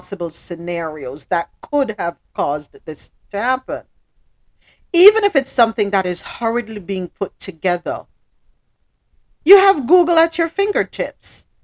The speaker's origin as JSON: {"language": "English", "country": "Jamaica", "moved": "yes", "lives_now": "Miami, United States", "said": "Down here in Miami, I'm telling them I'm Jamaican."}